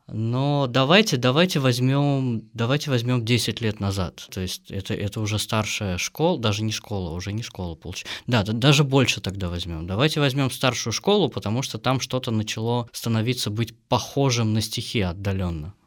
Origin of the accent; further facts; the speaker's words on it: Michurinsk, Tambov Oblast, Russia; now in Saint Petersburg, Russia; Мичуринск – это маленький город в Тамбовской области.